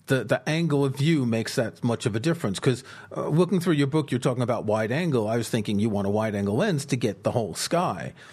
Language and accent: English; New York City, New York, United States; moved away; also born or lived in southern France; I grew up in the States in New York City.